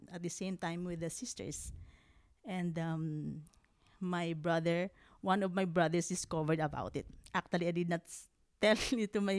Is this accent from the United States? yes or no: no; Philippines; moved away; I'm from the Philippines, and I'm the youngest of 12.